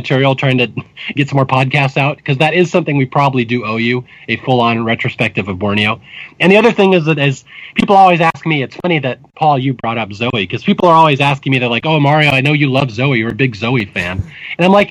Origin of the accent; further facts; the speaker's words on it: Seattle, Washington, United States; moved away as an adult; also born or lived in Spokane, Washington / Bellevue, Washington; now in California, United States; I grew up in Seattle, Washington. Seattle and then Spokane and Bellevue. I'm a native Northwesterner